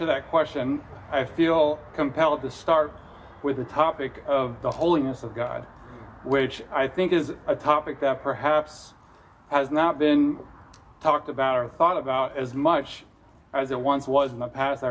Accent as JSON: {"language": "English", "region": "California", "country": "United States", "accent": "California", "said": "my California accent"}